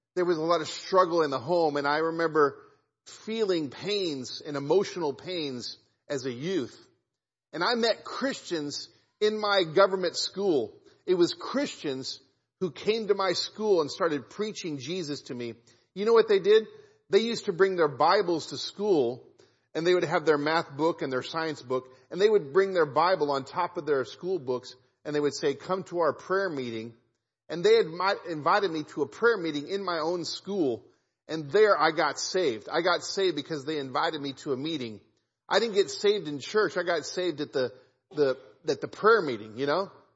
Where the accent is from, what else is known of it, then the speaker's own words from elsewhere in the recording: Kansas City, United States; I grew up in Kansas City